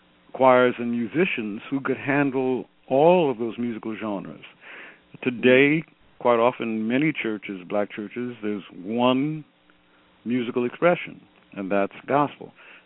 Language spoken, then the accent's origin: English; Detroit, Michigan, United States; moved away; also born or lived in Fort Myer, Virginia / Washington, D.C.; when I grew up in Detroit at Ebenezer